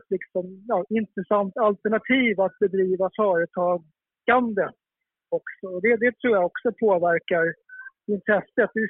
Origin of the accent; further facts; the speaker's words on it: Stockholm County, Sweden; Jag som är uppvuxen i ja, söder om Stockholm